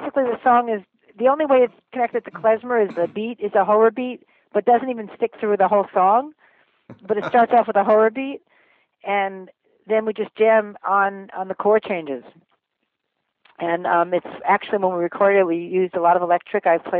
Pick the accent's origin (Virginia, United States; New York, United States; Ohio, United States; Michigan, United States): New York, United States; Long Island; now in Marin, California, United States; I grew up in New York, in Long Island